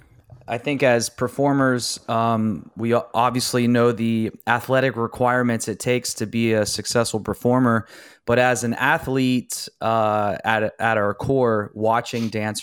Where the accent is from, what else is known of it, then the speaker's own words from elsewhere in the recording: Ohio, United States; from Ohio, yeah.